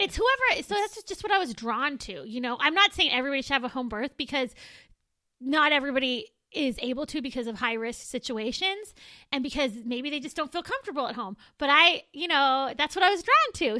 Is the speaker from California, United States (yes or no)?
yes; Moreno Valley, California, United States; I am from Moreno Valley